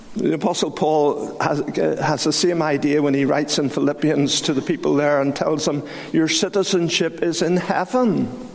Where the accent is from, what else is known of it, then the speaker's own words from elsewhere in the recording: Belfast, Northern Ireland, United Kingdom; I was brought up in Great Victoria Street Baptist Church